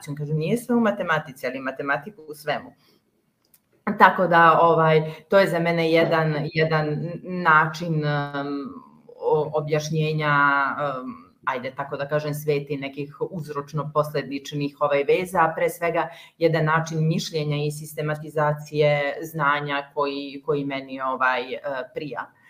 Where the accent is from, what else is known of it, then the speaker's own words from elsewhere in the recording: Kotor, Kotor Municipality, Montenegro; Da, pa rođena sam u, u Kotoru